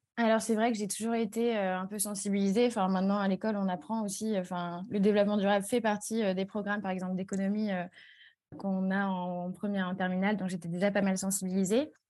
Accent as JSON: {"language": "French", "town": "Strasbourg", "region": "Grand Est", "country": "France", "also_born_or_lived": "Toulouse", "said": "j'ai 23 ans, je viens de Strasbourg."}